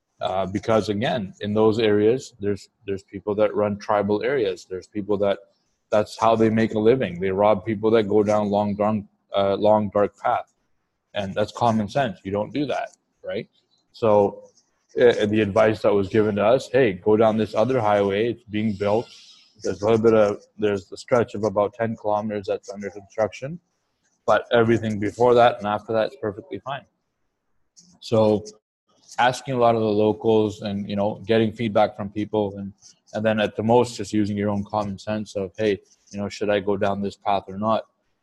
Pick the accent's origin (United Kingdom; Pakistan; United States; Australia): Pakistan; Like, again, I can't relate because me being Pakistani, me speaking the language and being adaptable